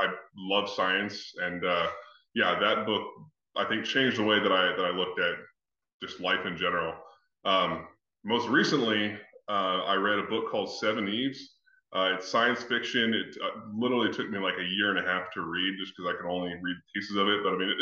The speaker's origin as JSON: {"language": "English", "region": "Texas", "country": "United States", "tie": "born or raised there", "said": "my sister and I were raised in Texas"}